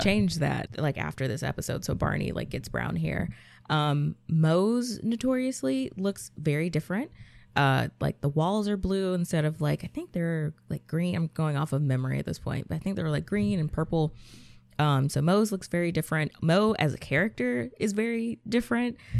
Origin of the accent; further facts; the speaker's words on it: Georgia, United States; I'm from Georgia, so snow wasn't something that we really get